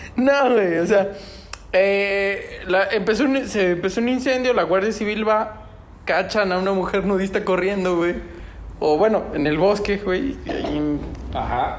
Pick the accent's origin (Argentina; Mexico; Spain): Mexico; Aguascalientes; somos de Aguascalientes